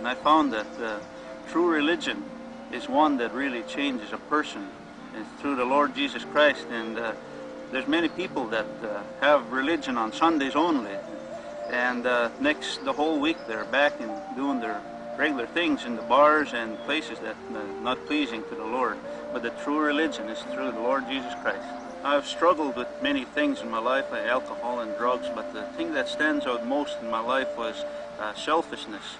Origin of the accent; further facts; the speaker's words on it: Buffalo Lake Métis Settlement, Alberta, Canada; I'm from the Buffalo Lake Métis Settlement, and which is the Cree Nation, and it's in Alberta, Canada.